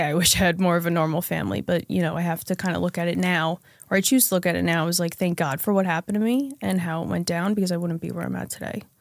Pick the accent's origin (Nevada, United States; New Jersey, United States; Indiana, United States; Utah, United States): New Jersey, United States; central; I grew up in central New Jersey, um, suburb, middle class, lower middle class family